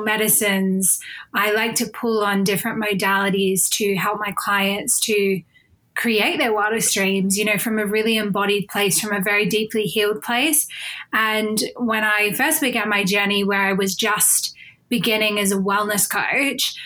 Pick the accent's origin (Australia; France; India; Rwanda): Australia; moved away as an adult; now in United Kingdom; So I am originally from Australia, but I live in the UK now